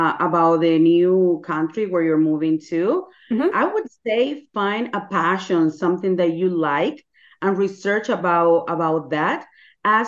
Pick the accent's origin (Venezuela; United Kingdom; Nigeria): Venezuela; English is a second language; moved away as an adult; also born or lived in Panama; now in United States; I'm from Venezuela